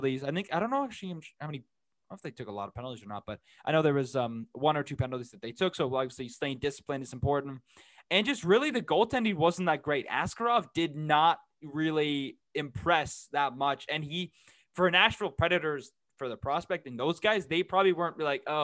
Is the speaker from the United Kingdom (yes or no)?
no; Canada; I am a Canadian